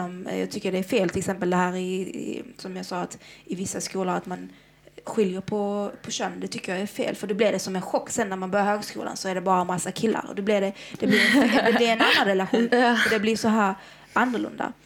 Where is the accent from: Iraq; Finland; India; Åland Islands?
Iraq; now in Sweden; i mitt hemland, Irak